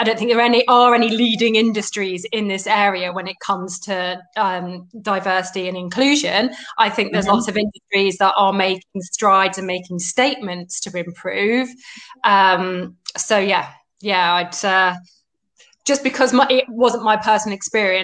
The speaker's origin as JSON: {"language": "English", "town": "Leicester", "region": "East Midlands", "country": "United Kingdom", "moved": "yes", "lives_now": "Surrey, United Kingdom", "said": "I'm based in Surrey, but originally from Leicester"}